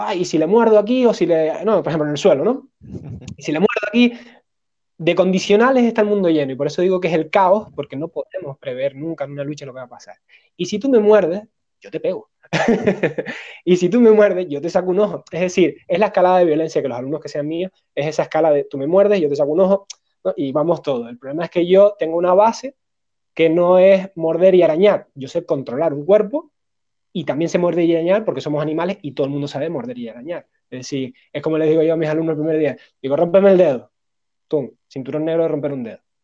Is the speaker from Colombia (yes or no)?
no; Spain; somos occidentales, somos españoles